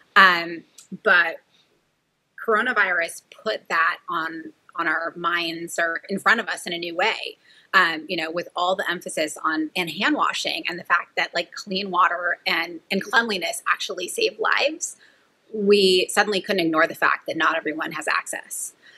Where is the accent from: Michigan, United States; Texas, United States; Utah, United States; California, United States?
California, United States; Merced; I grew up in the Central Valley of California in a town called Merced